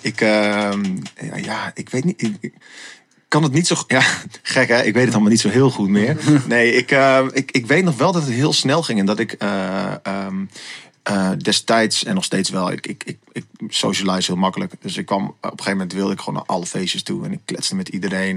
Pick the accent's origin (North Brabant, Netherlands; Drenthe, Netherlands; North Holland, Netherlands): Drenthe, Netherlands; Assen; ik ben opgegroeid in Assen.